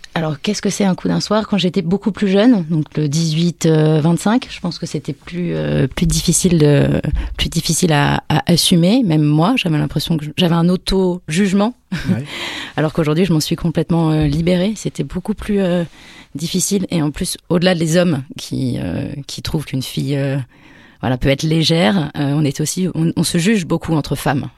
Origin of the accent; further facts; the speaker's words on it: near Poitiers, Nouvelle-Aquitaine, France; now in Paris, France; je viens du centre de la France, à côté de Poitiers